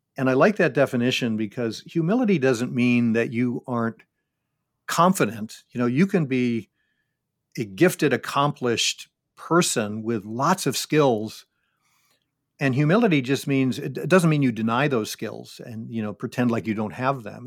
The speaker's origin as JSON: {"language": "English", "town": "Syracuse", "region": "New York", "country": "United States", "tie": "born or raised there", "said": "I grew up in Syracuse, New York"}